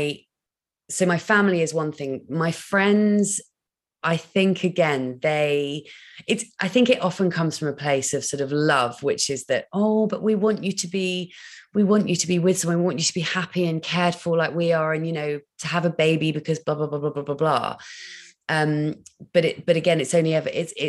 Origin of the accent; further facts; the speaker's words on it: Dorset, South West England, United Kingdom; moved away; I'm born and bred in Dorset